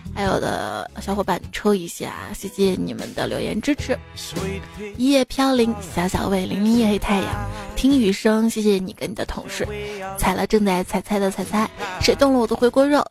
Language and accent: Chinese; Xi'an, Shaanxi, China; 作为一名西安人啊